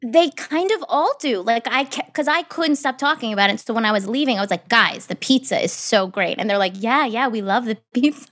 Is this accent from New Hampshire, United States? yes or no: yes; New Hampshire, United States; moved away; I grew up in New Hampshire